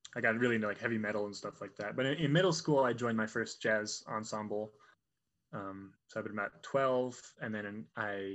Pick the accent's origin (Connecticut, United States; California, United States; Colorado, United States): Colorado, United States; Fort Collins; I'm from Fort Collins, so I used to play at Ace all the time.